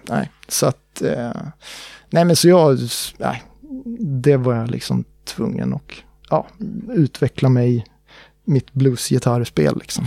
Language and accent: Swedish; Uppsala, Uppsala County, Sweden; jag är ju från Uppsala